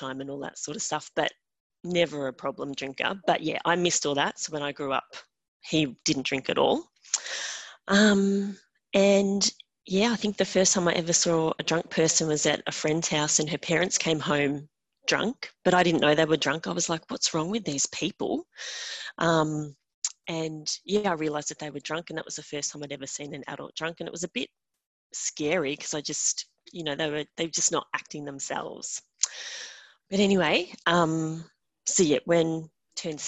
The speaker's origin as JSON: {"language": "English", "country": "Australia", "said": "I'm from Australia"}